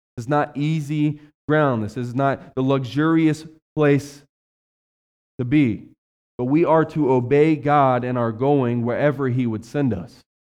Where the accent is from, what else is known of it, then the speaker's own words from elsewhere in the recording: West Virginia, United States; now in Ohio, United States; I was raised in West Virginia, the economy's horrible down there